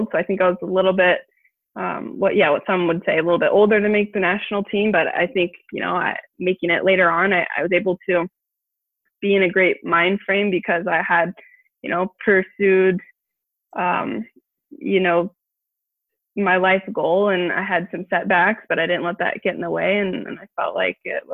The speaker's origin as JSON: {"language": "English", "town": "Portland", "region": "Oregon", "country": "United States", "tie": "born or raised there", "said": "I'm from Portland, Oregon, born and raised. Loved growing up in the Northwest."}